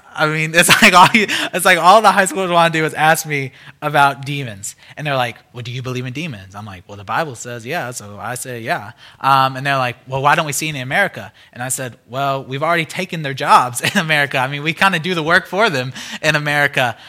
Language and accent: English; United States; as an American